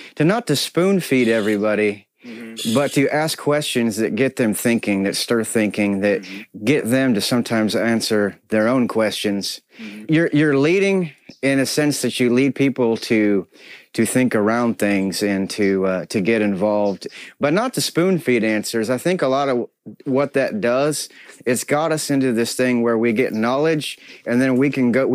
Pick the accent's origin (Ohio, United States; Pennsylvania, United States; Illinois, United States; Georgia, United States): Illinois, United States; Peoria; I'm from the United States of America, Peoria, Illinois